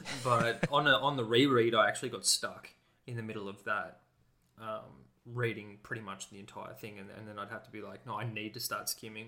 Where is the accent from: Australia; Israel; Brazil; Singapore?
Australia; as an Australian